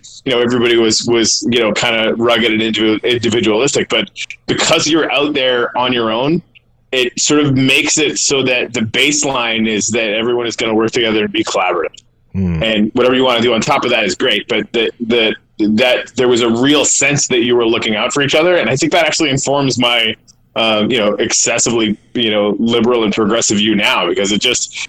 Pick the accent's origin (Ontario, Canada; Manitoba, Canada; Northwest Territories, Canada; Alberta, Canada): Northwest Territories, Canada; Yellowknife; I'm originally from Yellowknife, Northwest Territories, Canada